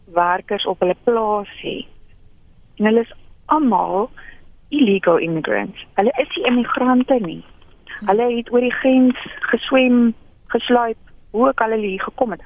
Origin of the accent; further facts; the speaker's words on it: South Africa; ek kom van Suid-Afrika